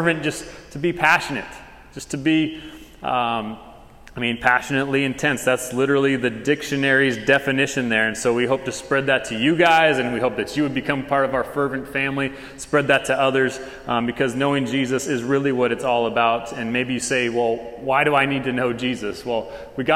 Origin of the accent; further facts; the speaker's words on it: Tucson, Arizona, United States; moved away as an adult; now in Texas, United States; We are from Tucson, Arizona